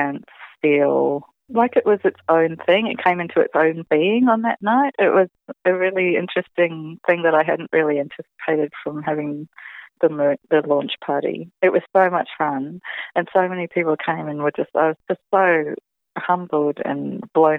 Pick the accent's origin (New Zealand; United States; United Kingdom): New Zealand; I'm a Kiwi gal